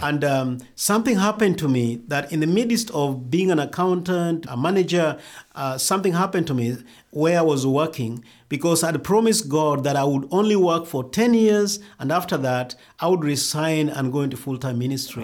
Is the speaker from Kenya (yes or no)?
yes; Kenya; also born or lived in Rift Valley, Kenya / India / Nairobi, Kenya; I grew up in Kadawa village that is, uh, in western Kenya